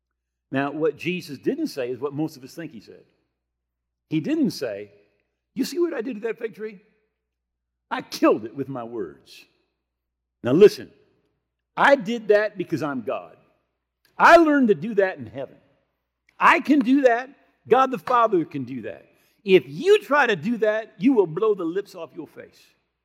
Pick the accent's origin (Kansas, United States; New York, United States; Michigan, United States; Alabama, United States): Michigan, United States; Grand Rapids; I was brought up here in Grand Rapids area. Right? We have 3 major denominations that all had their headquarters there.